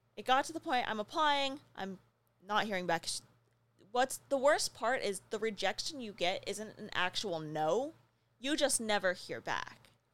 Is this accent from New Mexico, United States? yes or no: yes; New Mexico, United States; moved away; I grew up in New Mexico.